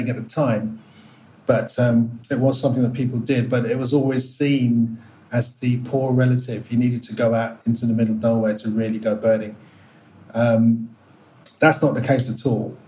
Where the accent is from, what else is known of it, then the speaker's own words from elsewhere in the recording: London, United Kingdom; I was born in Northwest London